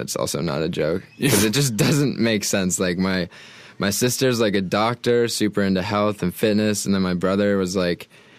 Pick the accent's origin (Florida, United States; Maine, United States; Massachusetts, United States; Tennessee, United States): Maine, United States; Portland; I'm like right on the coast, like in the southern part, like right on the ocean.